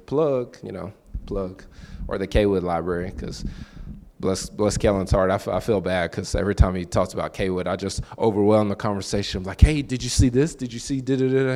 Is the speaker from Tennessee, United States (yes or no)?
yes; Lexington, Tennessee, United States; moved away; I'm from Lexington.